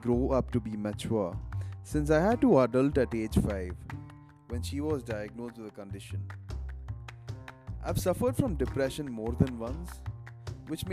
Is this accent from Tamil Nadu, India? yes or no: no; Bangalore, Karnataka, India; also born or lived in Kerala / United Arab Emirates; being a Malayali, and also having the exposure of growing up in Bangalore and working in the UAE